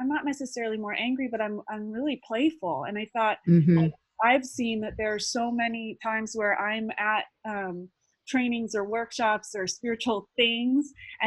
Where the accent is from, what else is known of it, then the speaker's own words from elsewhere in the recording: Santa Cruz, California, United States; I grew up in Santa Cruz, California